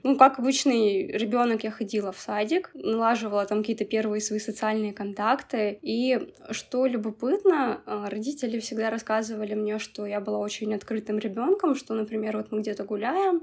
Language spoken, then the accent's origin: Russian; Nizhnevartovsk, Khanty-Mansi Autonomous Okrug, Russia; Я родилась в Нижневартовске